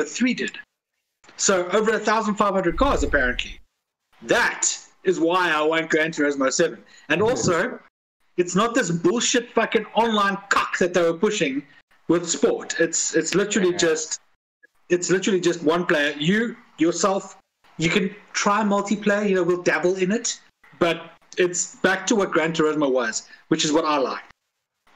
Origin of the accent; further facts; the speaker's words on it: South Africa; now in United Kingdom; being South African